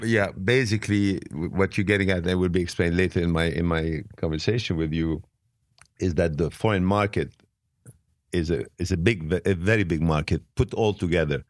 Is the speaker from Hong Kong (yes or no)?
no; Beirut, Beirut Governorate, Lebanon; English is a second language; also born or lived in Italy / France / England / Switzerland; now in United States; I was living in Beirut. I was born in Beirut